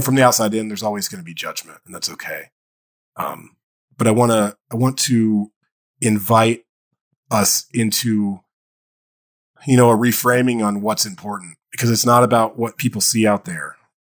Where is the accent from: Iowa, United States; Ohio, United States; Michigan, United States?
Ohio, United States; Dayton; i grew up in Dayton, Ohio